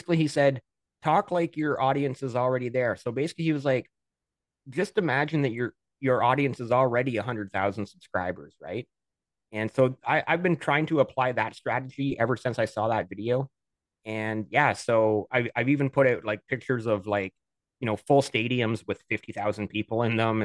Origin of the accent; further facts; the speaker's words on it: Canada; I'm Canadian